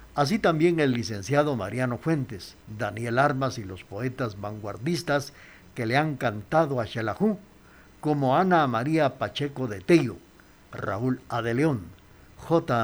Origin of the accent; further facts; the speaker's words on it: Quetzaltenango, Guatemala; nuestra ciudad de Quesaltenango